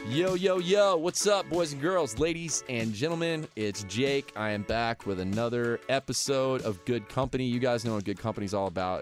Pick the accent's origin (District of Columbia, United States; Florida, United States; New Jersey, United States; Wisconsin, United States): Florida, United States; now in Nashville, United States; where I grew up in Florida